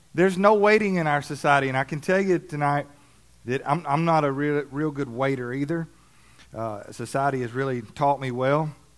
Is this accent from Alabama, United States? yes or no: yes; Alabama, United States; moved away; I grew up in Alabama